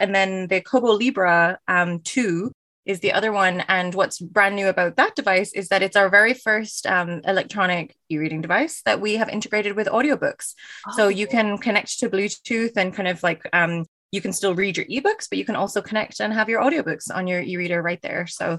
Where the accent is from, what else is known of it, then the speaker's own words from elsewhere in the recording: Ireland; now in Canada; And I am originally from Ireland, which is why the accent is a little bit all over the place, but I've been in Canada now for almost 10 years.